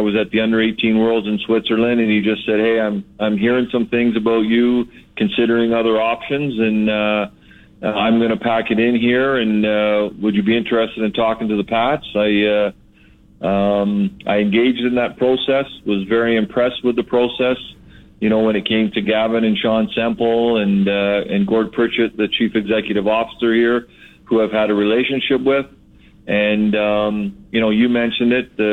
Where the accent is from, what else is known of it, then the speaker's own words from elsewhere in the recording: Toronto, Ontario, Canada; growing up in the Toronto area